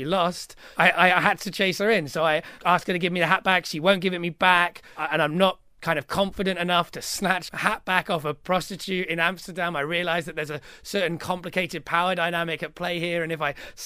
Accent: United Kingdom; I'm very British

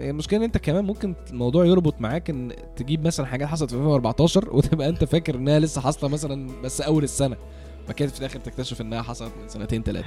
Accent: Egypt; إحنا كمصريين

